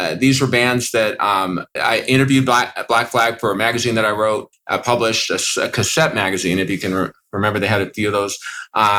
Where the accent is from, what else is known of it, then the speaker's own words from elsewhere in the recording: Los Angeles, California, United States; I was born in Los Angeles, California.